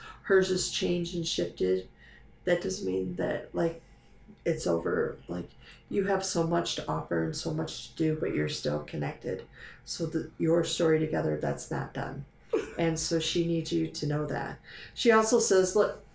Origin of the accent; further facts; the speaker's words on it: Dearborn Heights, Michigan, United States; I went to elementary school over in Dearborn Heights, Michigan.